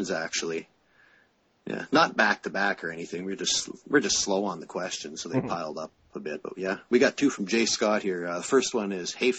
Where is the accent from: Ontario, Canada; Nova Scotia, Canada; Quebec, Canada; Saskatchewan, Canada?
Saskatchewan, Canada; also born or lived in Prince Albert, Saskatchewan; I'm from Saskatchewan